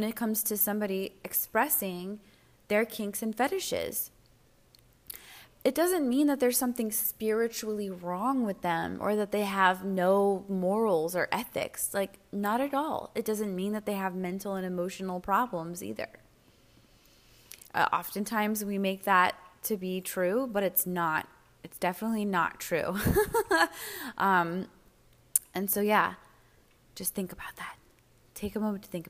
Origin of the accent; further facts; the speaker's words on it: United States; I'm an American